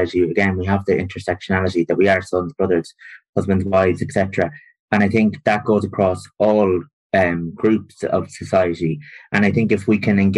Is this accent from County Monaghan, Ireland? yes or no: no; rural Longford, Drumleesh, County Longford, Ireland; also born or lived in Maynooth; I'm from rural Longford, so I'm from Drumleesh, a small village. I'm the youngest of 9 children. I went through mainstream primary school, secondary school